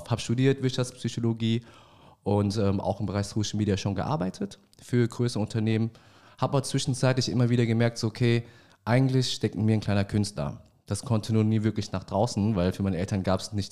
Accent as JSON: {"language": "German", "country": "Vietnam", "tie": "born or raised there", "said": "Ich bin 31 Jahre alt, gebürtiger Vietnamese"}